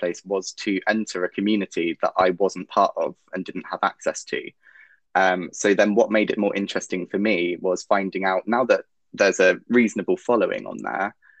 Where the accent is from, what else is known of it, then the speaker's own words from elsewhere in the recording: England, United Kingdom; I am 27 years old and I am from England